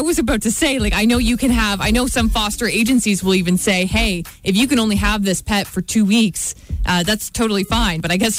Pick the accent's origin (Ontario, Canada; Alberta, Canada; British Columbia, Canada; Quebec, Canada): Ontario, Canada; Ripley; in my hometown because Ripley's drive test is a horse and buggy.